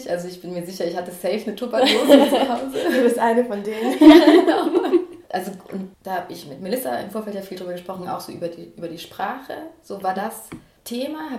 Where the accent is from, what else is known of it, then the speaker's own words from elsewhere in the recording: Ulm, Baden-Württemberg, Germany; also born or lived in Bad Cannstatt; now in Stuttgart, Germany; ich komme aus Ulm, äh, sogar aus dem Stadtgebiet Söfningen.